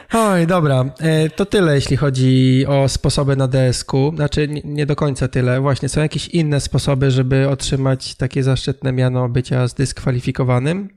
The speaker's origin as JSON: {"language": "Polish", "area": "Tricity", "region": "Pomeranian Voivodeship", "country": "Poland", "said": "u nas, w Trójmieście"}